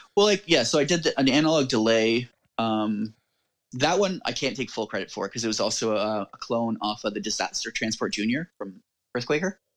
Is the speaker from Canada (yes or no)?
yes; Canada; I'm Canadian